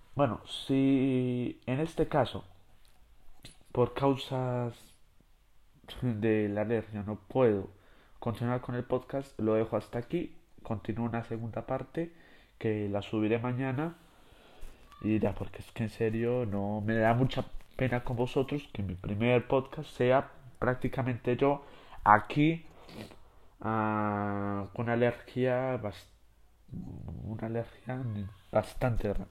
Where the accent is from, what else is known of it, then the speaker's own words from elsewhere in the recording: Spain; yo que soy de España